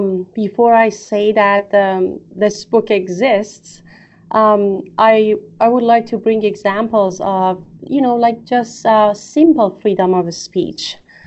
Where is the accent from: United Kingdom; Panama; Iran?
Iran; the place that I was raised in Iran, especially after the revolution.